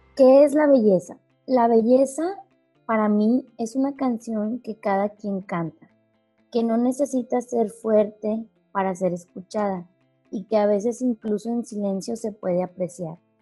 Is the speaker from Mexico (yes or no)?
yes; Mexico; de México